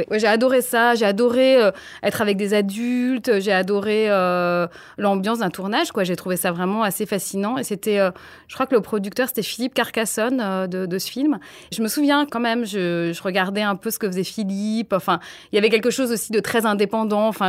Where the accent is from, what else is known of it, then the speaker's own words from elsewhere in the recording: Nigeria; J'ai grandi en Afrique, au Nigeria, et donc j'avais pas de télévision.